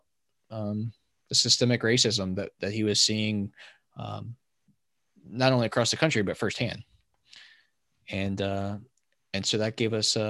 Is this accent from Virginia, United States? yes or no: yes; Virginia, United States; I grew up in Virginia